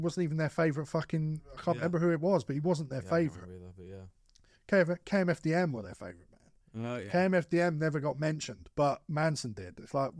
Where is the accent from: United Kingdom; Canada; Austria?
United Kingdom; London; I love London. I'm from London, right?